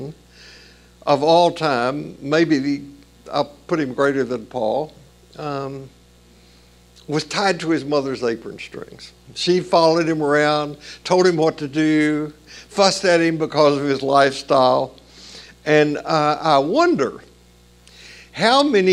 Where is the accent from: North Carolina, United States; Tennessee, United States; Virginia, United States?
Tennessee, United States; Columbia; We moved to another town in Tennessee, south of Nashville, in the fall I turned 6.